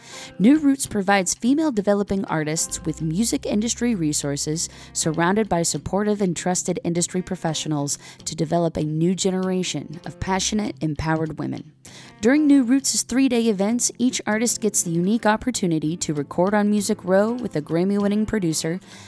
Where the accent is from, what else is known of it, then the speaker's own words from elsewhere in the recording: Columbus, Ohio, United States; So I'm originally from Columbus, Ohio area.